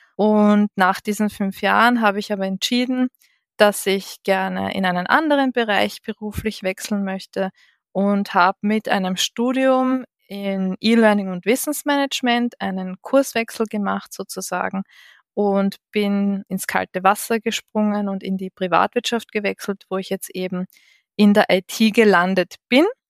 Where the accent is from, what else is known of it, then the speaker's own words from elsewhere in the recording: Vienna, Austria; ich bin gebürtige Wienerin